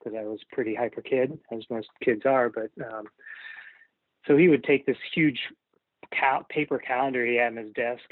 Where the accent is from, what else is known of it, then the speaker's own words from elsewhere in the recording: Ohio, United States; moved away as an adult; also born or lived in New York; now in Seattle, United States; out of Ohio and move to New York